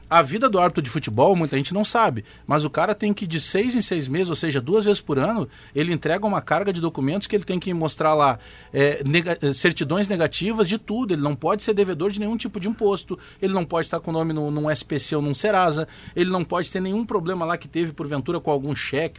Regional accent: Brazil; nós que somos brasileiros e falamos português

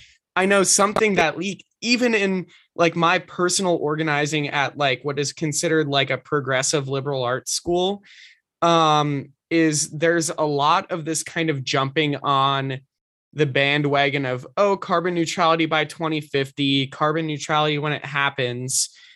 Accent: Minnesota, United States; moved away; I'm from Minnesota

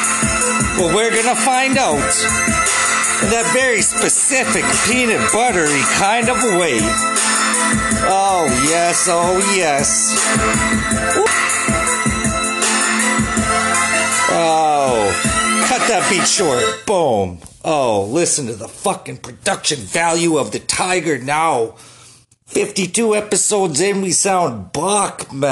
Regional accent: Canada; just as a Canadian here

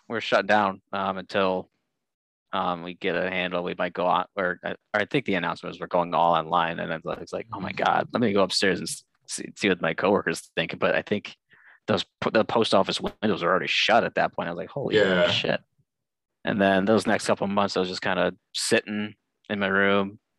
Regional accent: Olmsted Falls, Ohio, United States; I am from the Cleveland area. I grew up in a town called Olmsted Falls, but I actually do work in Streetsboro

